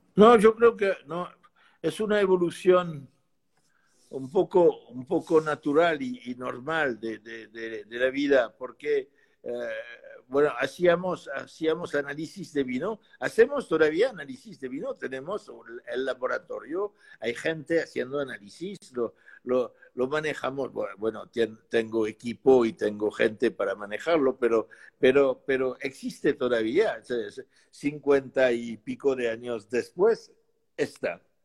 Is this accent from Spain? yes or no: no; Bordeaux, Nouvelle-Aquitaine, France; Spanish is a second language; also born or lived in Pomerol; Yo nací en Burdeos y Pomol